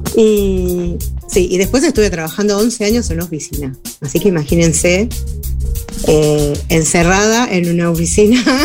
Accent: Buenos Aires, Argentina; moved away as an adult; now in Uruguay; yo vivía en Buenos Aires, soy argentina

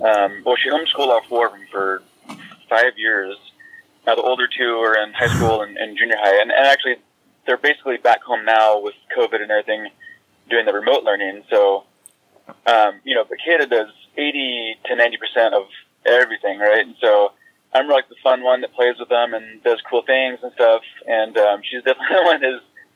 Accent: California, United States; moved away as an adult; also born or lived in New Mexico; now in Washington, United States; born and raised in California.

